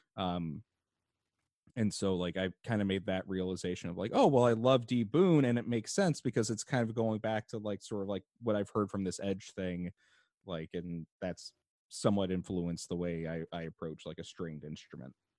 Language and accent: English; Chicago, Illinois, United States; I am from the Chicago area. I live in Chicago currently.